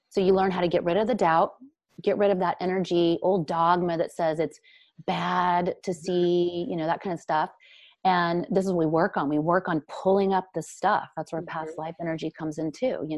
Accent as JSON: {"language": "English", "country": "Brazil", "tie": "born or raised there", "lives_now": "United States", "said": "because it's not accepted here in America. Nobody talks about the psychic space. Nobody speaks of the dead. We grew up in Brazil. We were talking to our grandmothers who had passed on."}